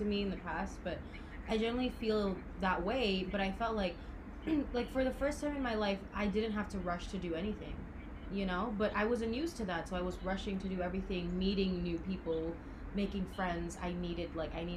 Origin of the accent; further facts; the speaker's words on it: Jakarta, Indonesia; moved away as an adult; we come from Jakarta.